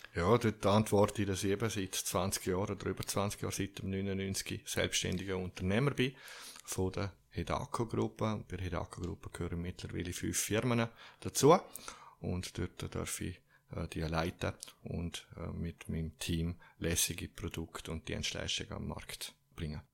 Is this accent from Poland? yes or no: no; Zürich, Switzerland; accent: Zürich dialect; ich bin auch Schweizer